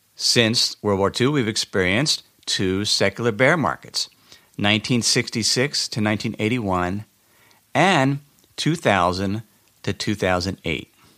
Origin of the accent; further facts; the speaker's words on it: Cincinnati, Ohio, United States; moved away; I went back to my hometown in Cincinnati, Ohio